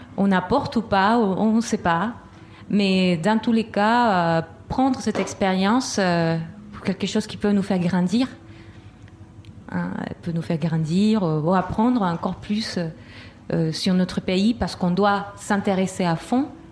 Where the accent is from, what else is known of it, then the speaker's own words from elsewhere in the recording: Chile; moved away; du Chili